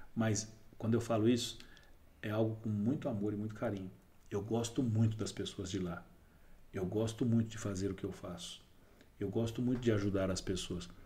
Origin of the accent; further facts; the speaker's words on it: Brazil; eu morava no Serraria. Né? Eu nasci no Serraria